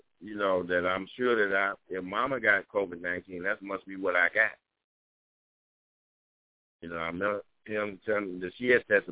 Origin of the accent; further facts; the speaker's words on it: Greenville, Mississippi, United States; moved away as an adult; I'm born and raised in Greenville, two-parent home